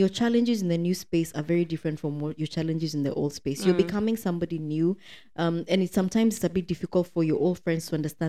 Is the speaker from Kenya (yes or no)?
yes; Kenya; moved away as an adult; now in United Arab Emirates; You know, I'm from Kenya.